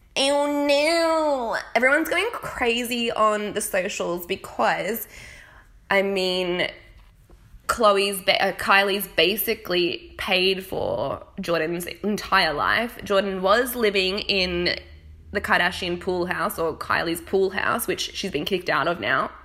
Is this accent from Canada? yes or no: no; Australia; accent: Australian; moved away as an adult; now in United Kingdom; I still sound nasal and squeaky because I'm Australian